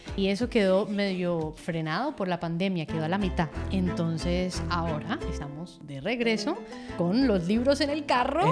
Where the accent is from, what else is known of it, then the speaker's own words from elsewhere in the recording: Cali, Valle del Cauca, Colombia; Cali, la ciudad donde nació Despertar, donde nací yo también allá en Colombia.